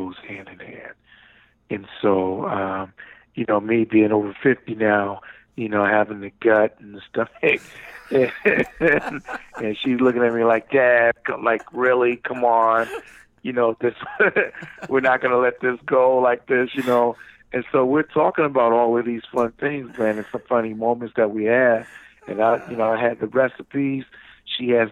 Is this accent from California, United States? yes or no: no; New Jersey, United States; now in North Carolina, United States; I'm originally from New Jersey